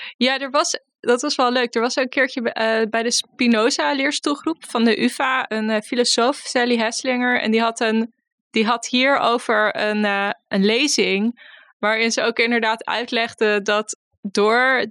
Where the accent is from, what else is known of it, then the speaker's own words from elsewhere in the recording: Bloemendaal, North Holland, Netherlands; ik kom uit, eh, uit Bloemendaal, dus ik kom echt uit suburbia.